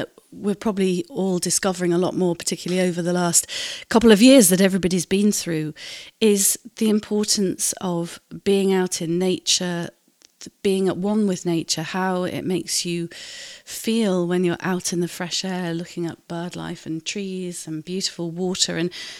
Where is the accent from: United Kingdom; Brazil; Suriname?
United Kingdom; Cleethorpes, Yorkshire and the Humber; I'm from Cleethorpes.